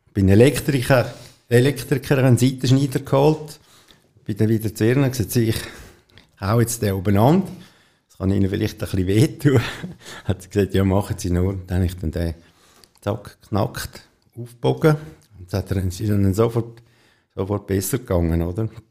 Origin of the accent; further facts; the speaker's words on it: Rüti, Zurich, Switzerland; also born or lived in Bubikon; ich bin in Rüti geboren und am Anfang haben wir noch auf einem Bauernhof gewohnt